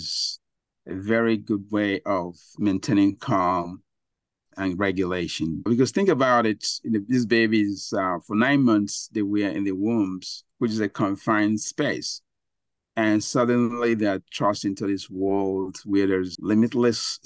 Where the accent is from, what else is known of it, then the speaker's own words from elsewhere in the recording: Nigeria; moved away; I grew up in Africa, Nigeria